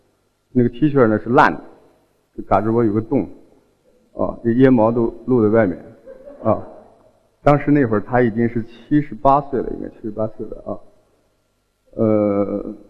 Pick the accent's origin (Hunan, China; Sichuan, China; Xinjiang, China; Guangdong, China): Xinjiang, China; Hotan; 呃，我是新疆人啊，我出生在新疆的和田。